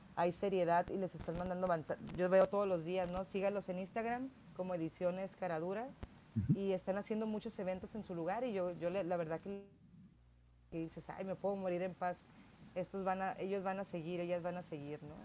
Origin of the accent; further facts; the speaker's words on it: Tijuana, Baja California, Mexico; soy tijuanense de papás tijuanenses